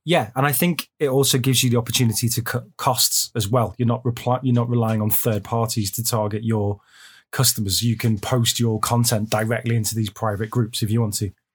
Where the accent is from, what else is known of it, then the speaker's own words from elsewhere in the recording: United Kingdom; now in China; I'm a Brit